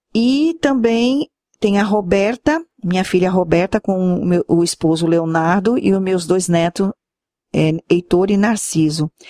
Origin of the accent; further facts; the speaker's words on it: Santos, São Paulo, Brazil; now in Sergipe, Brazil; Eu sou santista, amo minha terra, tenho as minhas histórias lá, minhas recordações, mas também amo o lugar que eu vivo